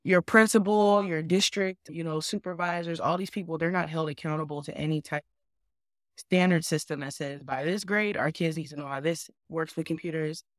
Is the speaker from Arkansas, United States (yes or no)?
no; San Diego, California, United States; moved away; I grew up in San Diego, California.